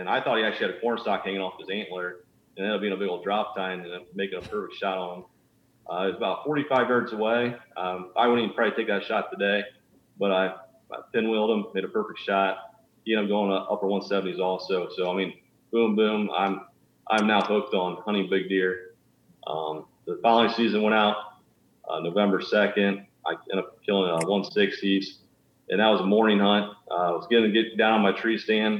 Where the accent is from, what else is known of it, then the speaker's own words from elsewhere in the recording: Northwest Ohio, United States; I'm from Northwest Ohio. I was always an outdoors kid. Growing up, my family didn't really deer hunt at all